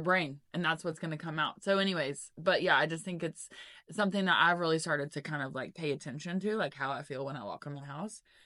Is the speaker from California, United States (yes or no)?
no; Knoxville, Tennessee, United States; I'm from West Knox, not from Farragut. I went to West High School